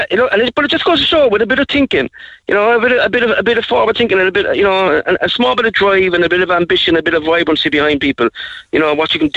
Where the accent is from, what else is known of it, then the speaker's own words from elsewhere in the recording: Cork, Munster, Ireland; I'm from the North Side myself anyway